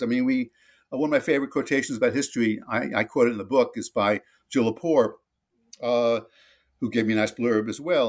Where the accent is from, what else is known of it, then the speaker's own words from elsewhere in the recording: New Jersey suburb of New York City, United States; campaigned for John Kennedy on the streets of my hometown in a New Jersey suburb of New York City